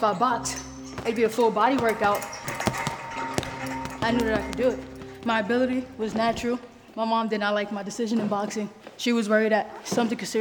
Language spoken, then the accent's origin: English; New York City, New York, United States; now in Los Angeles, United States; I grew up in the Bronx